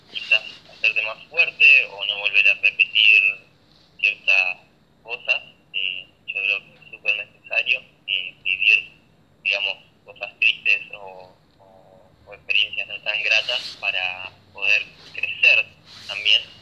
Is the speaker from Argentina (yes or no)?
yes; Argentina